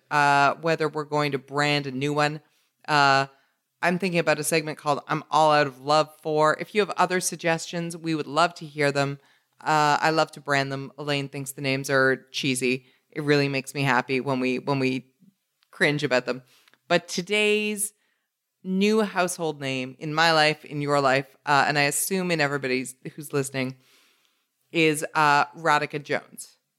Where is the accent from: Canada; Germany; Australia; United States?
Canada; my Canadian bias